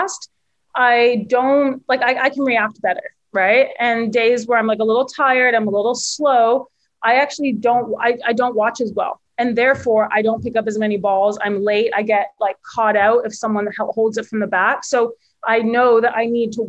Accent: Victoria, British Columbia, Canada; I'm from Victoria, and I grew up playing a lot of events in Vancouver

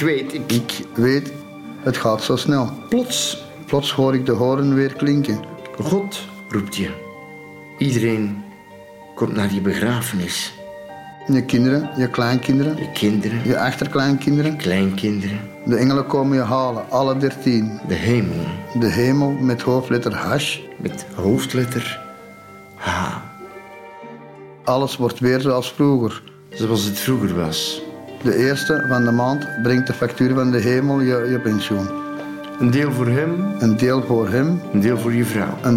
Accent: Antwerp, Belgium; Ik ben geboren getogen in Antwerpen

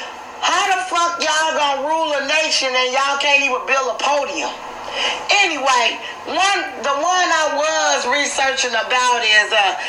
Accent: Chicago, Illinois, United States; I'm from the USA. I'm from Chicago, Illinois. You know, I'm a black female.

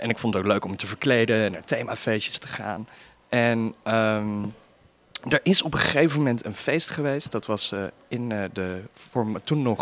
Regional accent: Arnhem, Gelderland, Netherlands; born there; now in Amsterdam, Netherlands; ik woon in Amsterdam natuurlijk. maar ik ben oorspronkelijk geboren in Arnhem. Heel leuk, pittoresk stadje ergens in het oosten van het land.

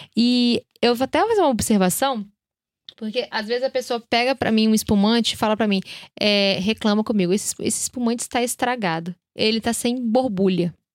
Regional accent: Brazil; somos brasileiros

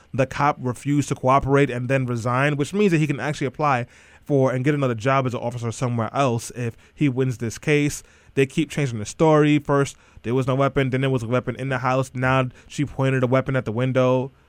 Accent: New York City, New York, United States; also born or lived in Brownsville, Brooklyn; I grew up in Eastern York, Brooklyn

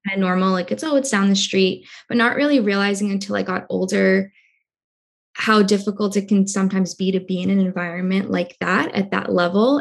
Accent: Cambridge, Massachusetts, United States; I was born in Cambridge, Massachusetts, which is a small town right outside of Boston

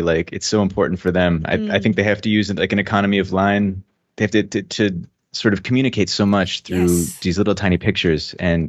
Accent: New Hampshire, United States; also born or lived in Virginia / South Carolina / Indiana / Minneapolis; I grew up all over the U.S. Mm-hmm. I'm originally from New Hampshire, but I moved pretty much every 2 years as a kid. So I lived in Virginia, South Carolina, Indiana, back to New Hampshire.

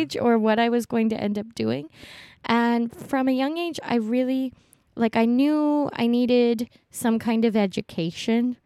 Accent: Honolulu, Hawaii, United States; moved away; also born or lived in US mainland; I was born in Honolulu, Hawaii.

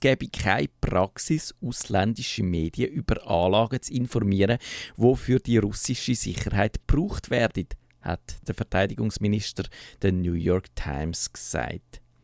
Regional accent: Switzerland; wir Schweizer

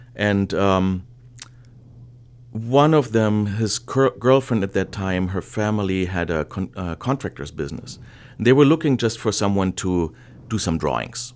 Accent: Germany; English is a second language; moved away as an adult; now in Los Angeles, United States; I'm originally from, from Germany. Uh, I was born there, grew up there, I went to university

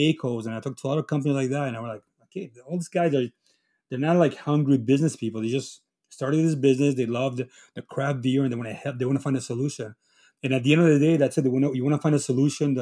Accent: Chile; also born or lived in Italy (ancestry); now in Quebec, Canada; I'm from Chile. I'm a Chileno from Italy.

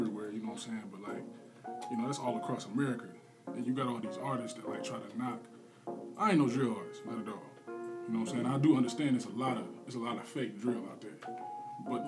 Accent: Peoria, Illinois, United States; I'm from the South

